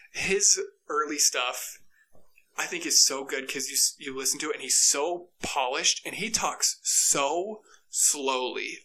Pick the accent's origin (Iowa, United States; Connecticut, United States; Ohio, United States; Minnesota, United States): Iowa, United States; Ankeny; moved away as an adult; also born or lived in Dubuque, Iowa; now in Boise, United States; I'm from Ankeny, Iowa, which is right outside Des Moines, Iowa